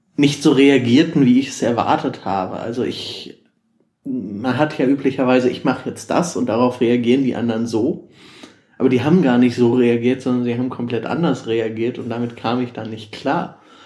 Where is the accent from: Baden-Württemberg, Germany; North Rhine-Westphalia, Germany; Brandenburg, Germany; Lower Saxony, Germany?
North Rhine-Westphalia, Germany; Ruhr area; ich komme ursprünglich aus dem Ruhrgebiet